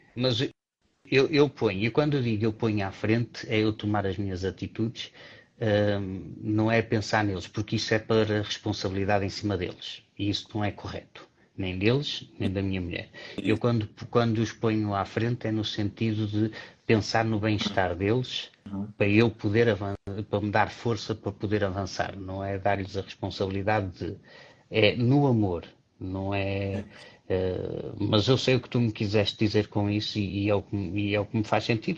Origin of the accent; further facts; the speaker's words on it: Porto, Porto District, Portugal; eu cresci no Porto